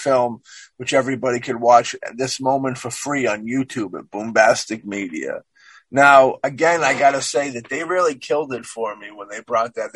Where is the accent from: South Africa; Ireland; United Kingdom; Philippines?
Ireland; I'm an Irishman